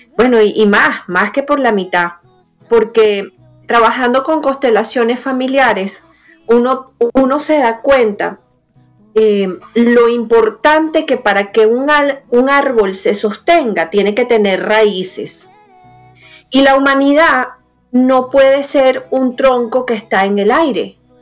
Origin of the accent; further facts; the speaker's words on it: Venezuela; now in United States; también me duele Venezuela, también me duele todo lo que ha pasado en mi país y haberme salido de ahí